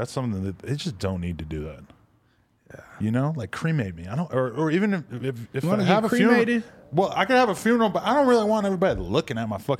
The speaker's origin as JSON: {"language": "English", "region": "East Coast", "country": "United States", "tie": "born or raised there", "moved": "yes", "said": "I grew up on the East Coast where no Mexican people, it was all Puerto Rican people, Dominicans"}